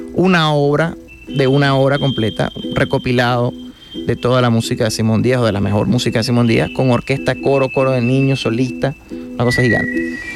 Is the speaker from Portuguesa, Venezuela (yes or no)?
yes; Guanare, Portuguesa, Venezuela; que somos guanareños son mi mamá, mi hermano y yo.